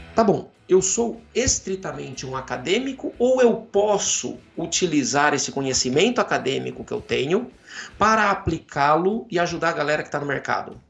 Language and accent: Portuguese; Jaú, São Paulo, Brazil; Eu venho de Jaú, interior de São Paulo